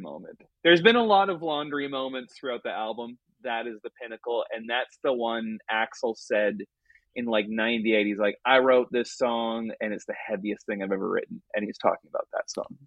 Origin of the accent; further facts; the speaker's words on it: Vancouver, British Columbia, Canada; growing up in Vancouver